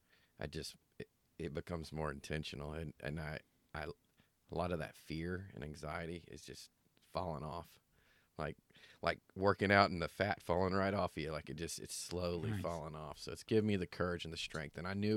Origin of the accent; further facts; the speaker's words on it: Snellville, Georgia, United States; moved away as an adult; now in Arizona, United States; So at 12 years old, I was saved and baptized in my hometown of Georgia, Snellville, Georgia.